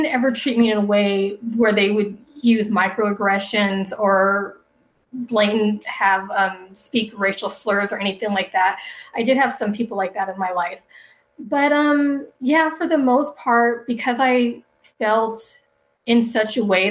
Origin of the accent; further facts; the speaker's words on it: Denver, Colorado, United States; also born or lived in Wichita, Kansas; I was born in Wichita, Kansas, and I was only there for about maybe 4 years. We moved to Denver, Colorado, where my mom's parents live.